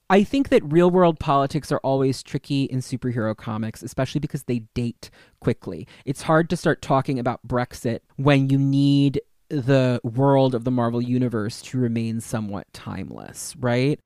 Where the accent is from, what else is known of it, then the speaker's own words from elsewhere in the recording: United States; I'm American